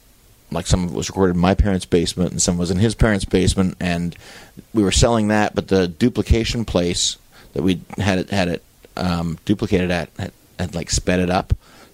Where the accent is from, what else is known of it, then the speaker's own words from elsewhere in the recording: Toronto, Ontario, Canada; I grew up in a school where I was like the only Jewish kid I knew. I grew up in Scarborough, which was pretty white bread back then. Very kind of Wayne's World white bread Scarborough.